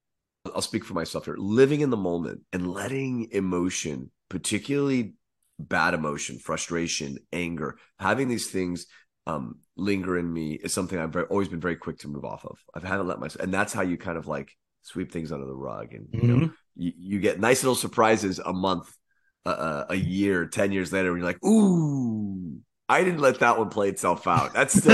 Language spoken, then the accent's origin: English; California, United States; I am from Northern California, you son of a.